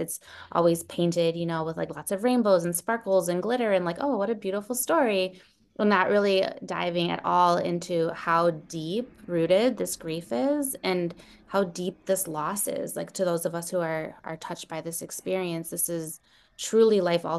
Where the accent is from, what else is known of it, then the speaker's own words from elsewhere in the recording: Santiago, Santiago Metropolitan Region, Chile; born there; I'm from Chile. I was born in Santiago, Chile.